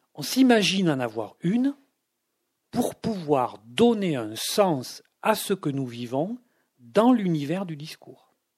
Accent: Toulouse, Occitania, France; quand j'étais enfant, vivaient à Toulouse au centre-ville

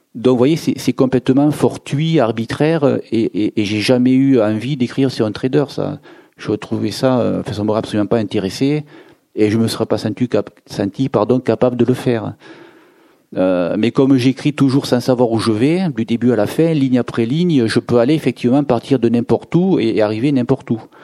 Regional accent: Béziers, Occitania, France; la région où je suis né, je suis né à Béziers

